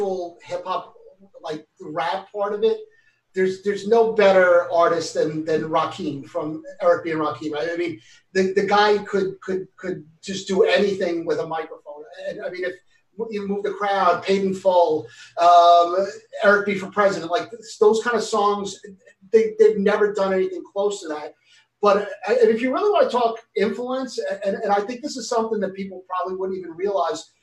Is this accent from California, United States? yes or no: no; New York City, New York, United States; I'm a New Yorker